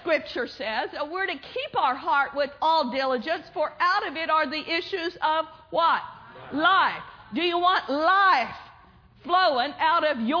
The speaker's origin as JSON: {"language": "English", "town": "Pawnee", "region": "Oklahoma", "country": "United States", "tie": "born or raised there", "moved": "yes", "said": "my hometown, Pawnee, Oklahoma, at my brother's church"}